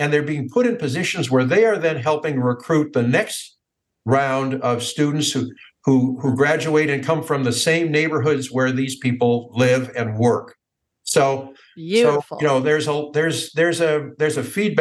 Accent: United States; I grew up in the United States

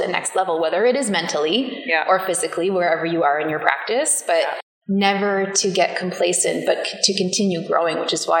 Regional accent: Ireland; I'm Irish. Killarney is Irish.

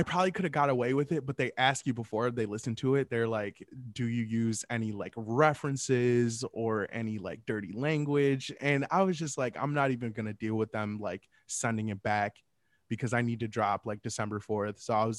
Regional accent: Michigan, United States; I mean, I know I'm from Michigan, but, like, still, like

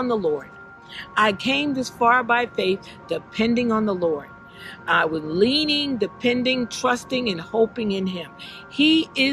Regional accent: Bridgeport, Connecticut, United States; also born or lived in Boston; my hometown in Bridgeport, Connecticut

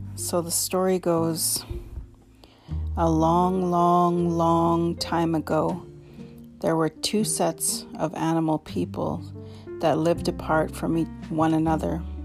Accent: Canoe Creek, Dog Creek, British Columbia, Canada; now in Kamloops, Canada; I come from Canoe Creek, Dog Creek

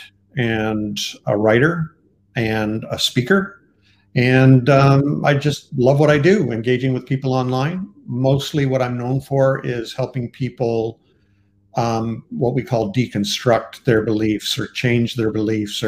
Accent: Canada; I am Canadian

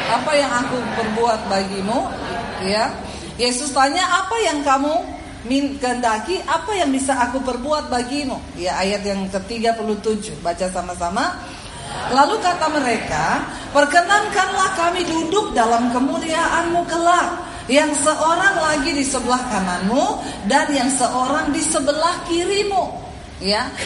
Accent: Poso, Central Sulawesi, Indonesia; moved away; also born or lived in Palu; saya diusir dari rumah saya, dari Poso, saya menuju ke kota Palu.

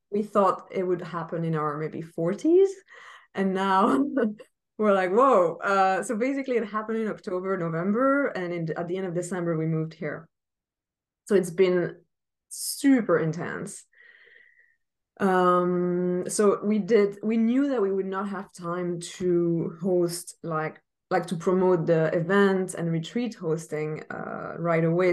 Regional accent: Paris, Île-de-France, France; moved away; I was born in Paris, but I also feel like I've been gone for 14 years.

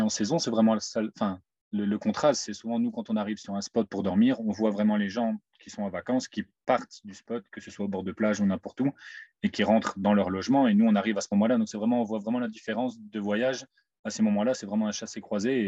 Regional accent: Mouscron, Wallonia, Belgium; moved away as an adult; je viens de Moucron

